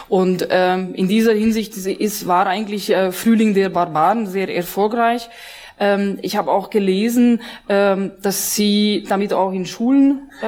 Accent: Hungary; ähm, ich bin Ungarin, wie Sie meinen Namen entnehmen konnten.

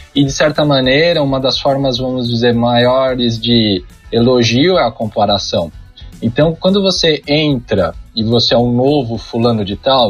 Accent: São Paulo, Brazil; na zona norte de São Paulo, da onde eu sou originário, onde eu nasci

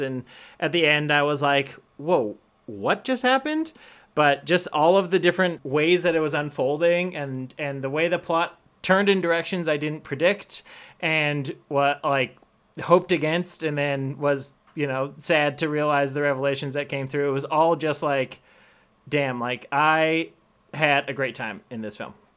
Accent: Canada; I'm white, I'm Canadian

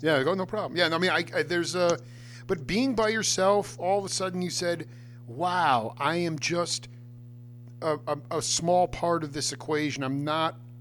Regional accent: Stony Brook, New York, United States; I was a Long Island cat.

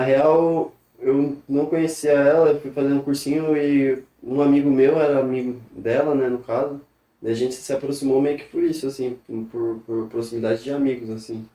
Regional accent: Ubatuba, São Paulo, Brazil; eu sou de Batuba mesmo, nasci, criei aqui

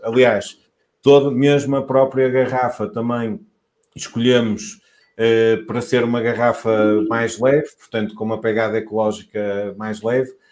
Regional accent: Douro, Portugal; also born or lived in Vinho Verde region (Minho); now in Vinho Verde region, Portugal; não sou desta região, sou, sou do Douro e instalei-me aqui

